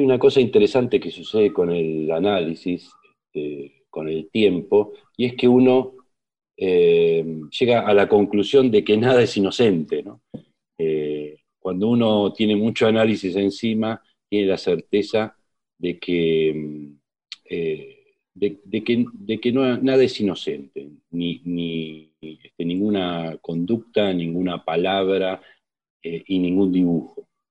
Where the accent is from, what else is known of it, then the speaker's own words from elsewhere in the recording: José Mármol, Buenos Aires Province, Argentina; nos mudamos al Gran Buenos Aires, a José Mármol, barrio de zona sur del Gran Buenos Aires, y ahí viví hasta mi adolescencia, 17 años